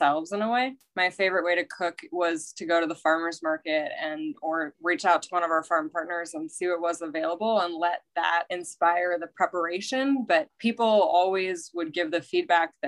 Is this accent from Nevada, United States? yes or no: yes; Carson City, Nevada, United States; moved away as an adult; now in San Diego, United States; I grew up in Carson City, which is a small town near Lake Tahoe